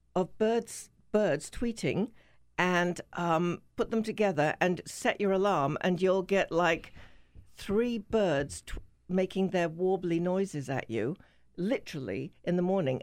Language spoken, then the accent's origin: English; England, United Kingdom; I'm English